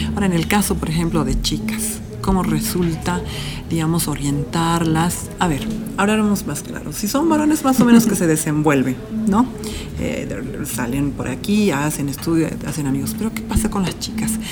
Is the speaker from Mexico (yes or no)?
no; Bolivia; nosotros que somos latinoamericanos o latinos, bolivianos en este caso